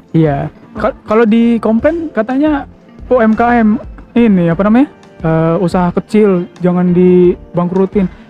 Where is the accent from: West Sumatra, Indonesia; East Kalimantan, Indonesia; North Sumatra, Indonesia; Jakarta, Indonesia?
West Sumatra, Indonesia; Padang; Karena gua orang Padang, Bro.